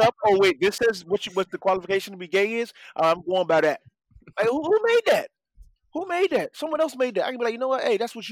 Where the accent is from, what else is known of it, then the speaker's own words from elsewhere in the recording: South Florida, United States; I'm from Florida, South Florida, a lot of Mexicans. Mm-hmm. I grew up with them, went to school with them